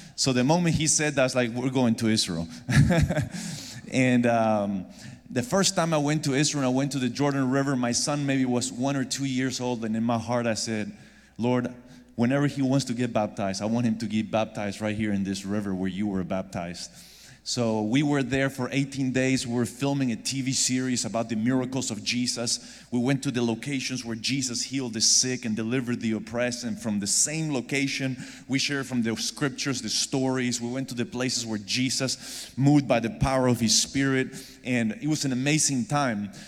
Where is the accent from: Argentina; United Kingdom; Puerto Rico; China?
Argentina; moved away; I'm originally from Argentina